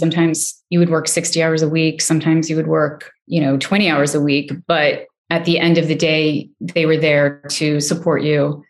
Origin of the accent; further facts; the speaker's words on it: New York City, New York, United States; As a child, I grew up poor in New York City with my single mom and twin sister